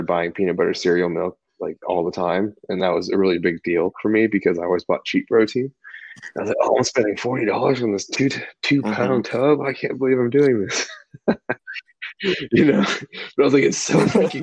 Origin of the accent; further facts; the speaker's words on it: Houston, Texas, United States; I grew up in Houston, Texas